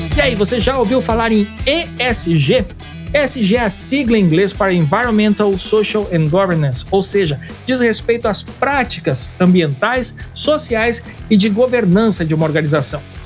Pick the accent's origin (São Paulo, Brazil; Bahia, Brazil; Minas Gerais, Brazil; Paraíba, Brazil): Paraíba, Brazil; a minha educação foi aqui na Paraíba